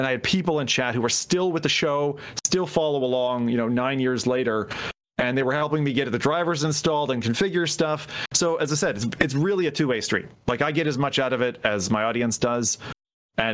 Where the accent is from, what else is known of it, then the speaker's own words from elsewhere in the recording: Cleveland, Ohio, United States; born there; also born or lived in Delaware, Ohio / Anchorage, Alaska; I was born in Cleveland. I was Cleveland, Ohio. So I'm not too far now from where I was born. But then every 2 to 3 years, I'd move because my dad worked for the oil industry. So I was in Delaware, Ohio.